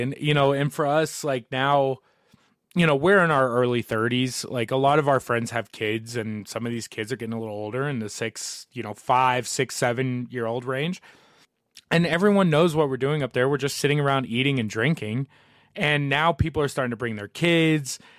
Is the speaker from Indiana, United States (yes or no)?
yes; Southern Indiana, United States; moved away as an adult; now in Colorado, United States; growing up in Southern Indiana